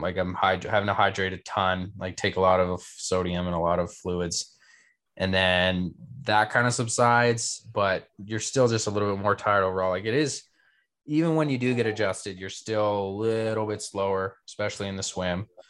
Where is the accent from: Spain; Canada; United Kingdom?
Canada; I'm Canadian